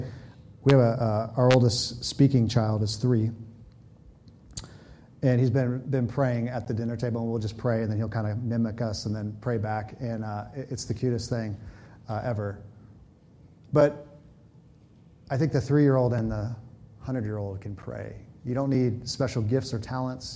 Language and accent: English; California, United States; moved away; I grew up in California